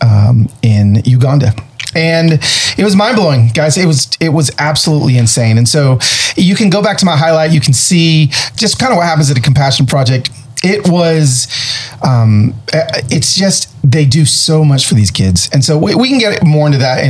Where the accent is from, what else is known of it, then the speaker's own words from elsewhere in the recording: United States; we're glad we're American too